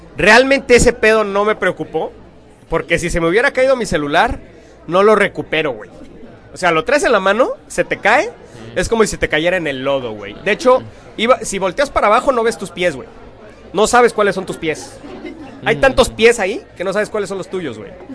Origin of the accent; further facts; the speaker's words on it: Mexico; lo bonito que somos los mexicanos